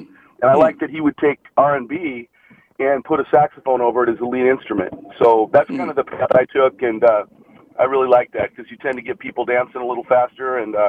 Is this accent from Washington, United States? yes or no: yes; Seattle, Washington, United States; I was up in Seattle, Lake Washington High School up there.